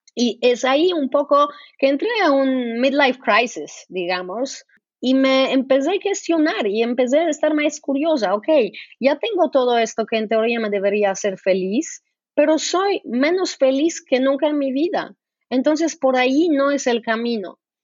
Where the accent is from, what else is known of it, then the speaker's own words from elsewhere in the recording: Poland; Spanish is a second language; moved away as an adult; also born or lived in Brazil; Yo crecí, yo nací en Polonia y crecí en comunismo